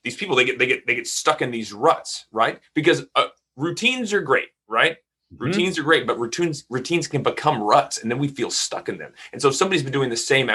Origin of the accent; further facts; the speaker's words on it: Texas, United States; I'm from Texas